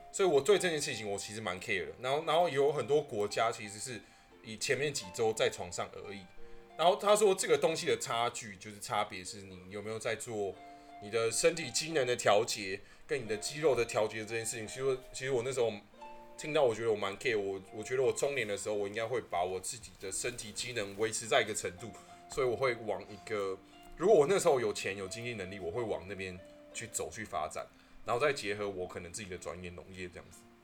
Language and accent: Chinese; Taipei, Taiwan; now in Yangmei, Taiwan; 我是在台北出生嘛嗯，然后我到就是桃园、杨梅这边之后，我才比较 有接触到很多客家话，因为我们现在的工作环境其实很多客家人，大概是嗯。九成以上